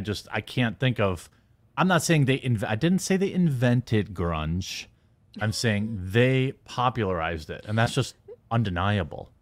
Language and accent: English; United States; I'm American